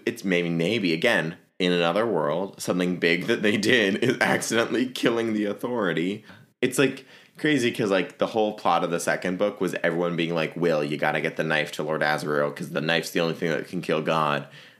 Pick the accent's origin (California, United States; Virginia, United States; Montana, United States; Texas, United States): Virginia, United States; I can say that because I'm from Virginia